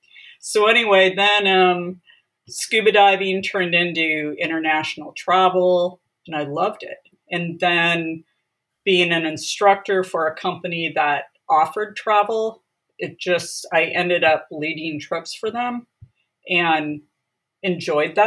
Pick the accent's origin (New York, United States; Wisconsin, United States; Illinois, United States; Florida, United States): Wisconsin, United States; moved away as an adult; also born or lived in San Diego, California; now in California, United States; I'm actually originally from Wisconsin. Grew up in a rural